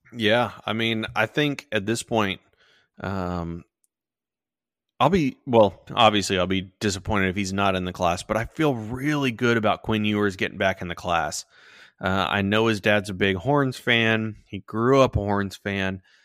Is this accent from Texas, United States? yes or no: yes; Sugar Land, Texas, United States; I grew up in Sugar Land